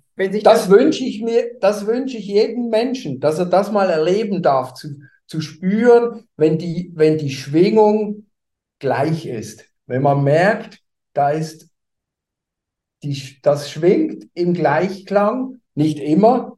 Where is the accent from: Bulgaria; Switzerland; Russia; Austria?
Switzerland; Basel, Basel-Stadt; moved away as an adult; now in Hamburg, Germany; komme ich nicht aus Deutschland, sondern ich bin Schweizer. Ich habe viele Jahre in Basel gelebt. Da bin ich auch geboren